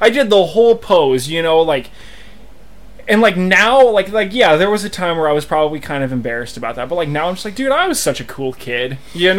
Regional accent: Wyoming, United States; I was born in County 11 in Wyoming.

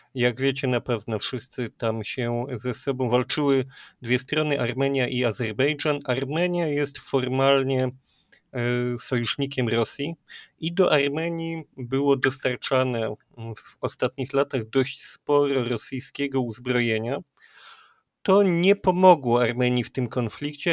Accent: Kraków, Lesser Poland, Poland; My jesteśmy z Krakowa

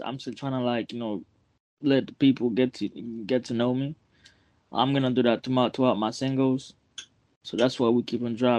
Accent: Port-au-Prince, Ouest, Haiti; accent: Haitian; now in Boston, United States; I'm from Port-au-Prince

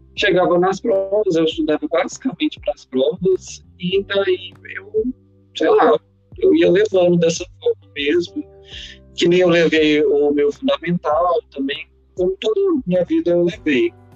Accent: Uberlândia, Minas Gerais, Brazil; now in Patos de Minas, Brazil; eu nasci em Uberlândia, fui criado em Uberlândia, só que no final a gente acabou mudando para Patos.

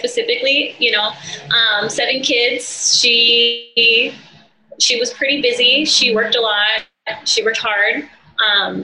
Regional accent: San Diego, California, United States; also born or lived in Campo Indian Reservation, California; So I'm from San Diego, California, born and raised.

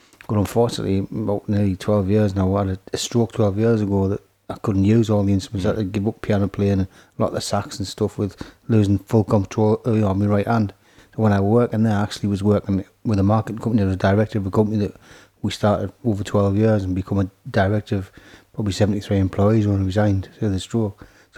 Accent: Scotland, United Kingdom; now in Horden, United Kingdom; I lived in Horden 30 years now. Moved up from Scotland in the early 70s

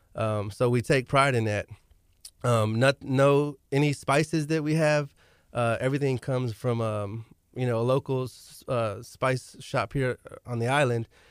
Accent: Galveston, Texas, United States; I'm from Galveston as well

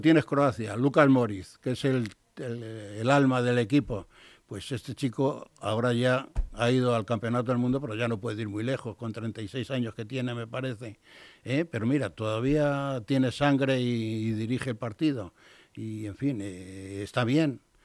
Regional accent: Spain; soy un español que la R no lo pronunciado

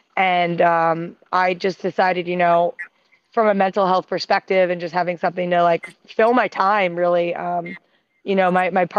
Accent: Philadelphia, Pennsylvania, United States; moved away as an adult; also born or lived in Western Massachusetts / Spain; now in Boston, United States; I'm originally from Philadelphia. I went to Smith College out in Western Massachusetts.

